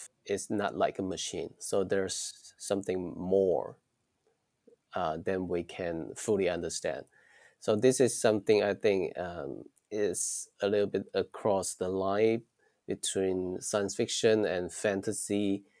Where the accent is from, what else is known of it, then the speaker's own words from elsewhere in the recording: Shantou, Guangdong, China; English is a second language; Yeah, I was born and raised in a city, small city named Shantou. We said it's small because the population only 3 million people.